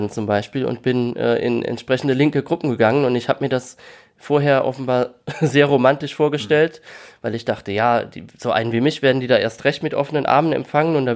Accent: Rhineland-Palatinate, Germany; accent: Palatine; dass ich bis kurz zuvor noch jeden Tag ganz normal in meinem Dialekt gesprochen habe. Das mhm. ist jetzt äh, bei uns in der Pfalz äh, sehr üblich, mehr als vielleicht anderswo.

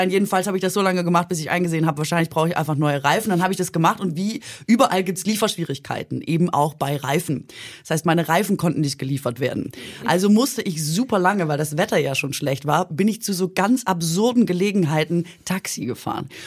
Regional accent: East Germany, Germany; Hieß bei uns im Osten früher

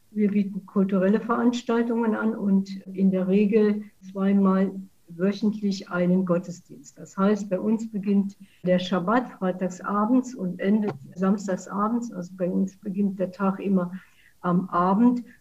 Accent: Saarlouis, Saarland, Germany; Ich komme aus Saarlouis, bin Saarländerin, ein Saarlouier Mädchen

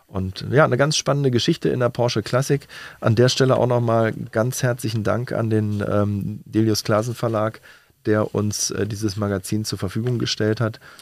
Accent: Berlin, Germany; als Berliner

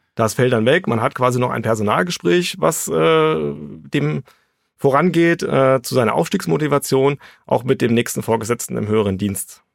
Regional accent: Frankfurt, Hesse, Germany; Ich bin gebürtiger Hesse, geboren in Frankfurt, also ein Hesse aus ganzem Herzen.

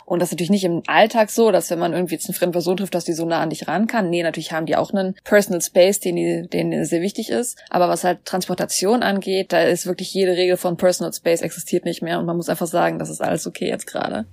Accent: Germany; now in South Korea; als Deutscher

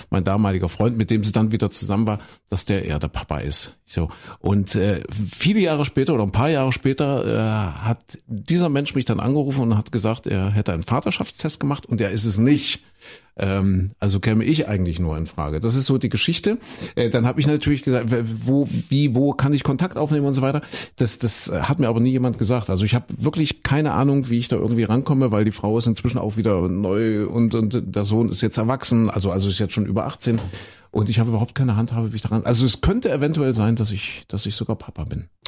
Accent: East Germany, Germany; Und ich bin ja ein Kind der DDR, Christine auch

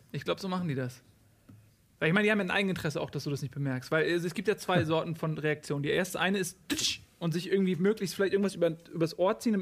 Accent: Adendorf, Lower Saxony, Germany; also born or lived in Hamburg; ich bin irgendwie mhm. aufgewachsen, also hier ist Lüneburg und hier neben Lüneburg ist Adendorf

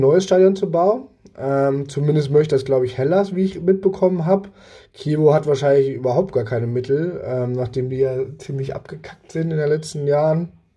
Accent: Germany; als Deutscher

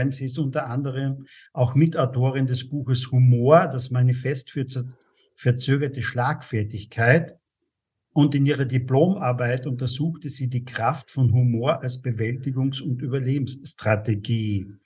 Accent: Austria; da muss ich dann noch einmal wirklich als Österreicher auch nachfragen

